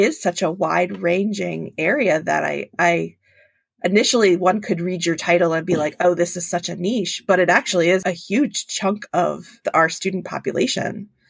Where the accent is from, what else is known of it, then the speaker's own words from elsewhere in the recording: Pennsylvania, United States; I'm from Pennsylvania